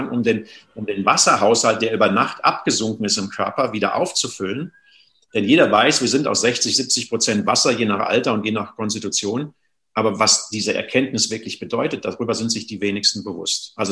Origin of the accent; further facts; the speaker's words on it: North Rhine-Westphalia, Germany; ich komme aus dem Sauerland, gibt es noch schöne Quellen. Da habe ich so als Kind oft so bei uns in den Wäldern gespielt.